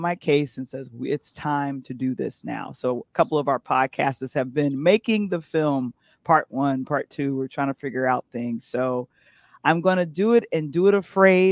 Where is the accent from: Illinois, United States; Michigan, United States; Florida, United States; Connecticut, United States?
Illinois, United States; Chicago; from Chicago